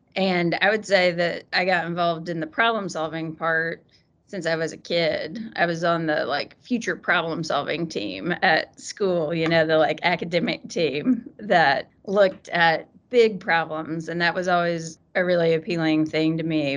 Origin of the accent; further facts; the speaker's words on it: Eastern Kentucky, United States; moved away as an adult; I grew up in Eastern Kentucky.